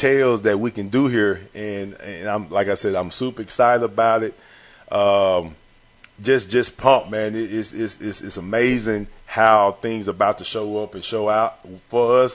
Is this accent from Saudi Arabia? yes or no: no; Longview, Texas, United States; I'm from Longview, Texas.